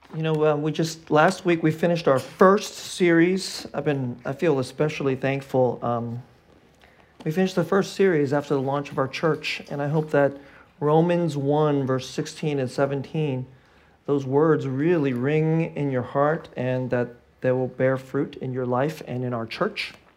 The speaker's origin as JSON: {"language": "English", "area": "Bay Area", "region": "California", "country": "United States", "tie": "born or raised there", "said": "I grew up in the Bay Area, which is, like, the most, like, secular, godless place in, in America"}